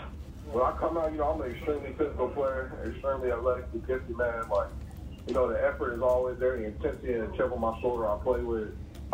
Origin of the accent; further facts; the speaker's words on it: Fort Worth, Texas, United States; moved away; I'm not sure on the specifics because I'm from Fort Worth